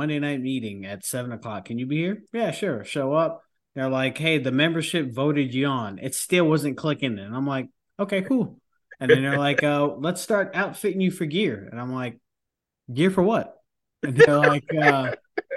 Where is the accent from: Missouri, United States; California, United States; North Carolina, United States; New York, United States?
New York, United States; I'm originally from New York